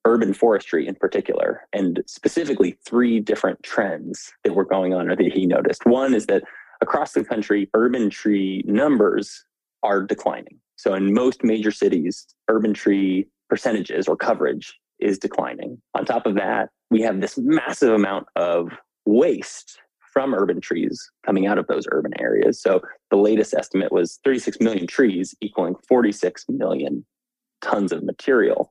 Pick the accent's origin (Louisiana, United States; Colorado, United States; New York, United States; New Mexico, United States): New Mexico, United States; Albuquerque; moved away as an adult; now in Washington, DC, United States; I grew up in Albuquerque, New Mexico. Spent all my adolescent, teenage years there.